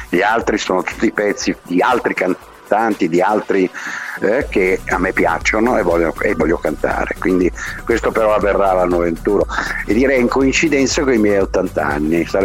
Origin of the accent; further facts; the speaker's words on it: Milan, Lombardy, Italy; Io sono milanese tantissimo, sono interista ovviamente, e sono milanese, perché per tante ragioni, perché sono 75 anni che sono a Milano, 86